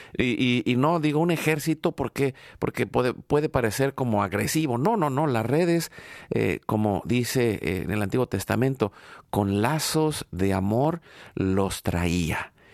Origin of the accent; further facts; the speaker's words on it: Mexico; now in United States; yo vengo de México